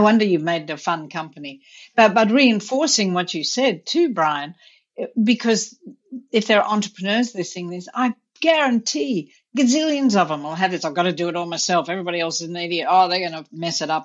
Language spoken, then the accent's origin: English; India; also born or lived in Australia / Vermont; now in United States; I grew up in India